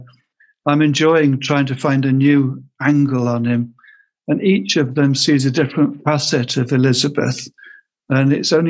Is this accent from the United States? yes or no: no; Pembroke, Wales, United Kingdom; I'm a full-time author living in Tudor, Wales in Pembrokeshire. And I was born in Pembroke